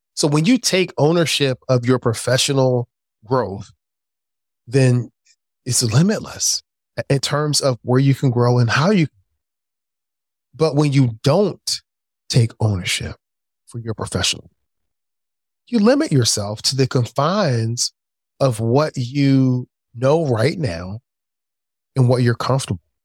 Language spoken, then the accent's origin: English; Philadelphia, Pennsylvania, United States; I grew up in Philadelphia. the inner city of Philadelphia.